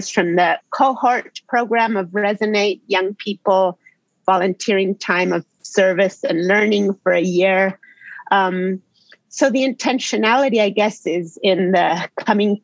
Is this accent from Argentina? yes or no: yes; Argentina; I grew up in Argentina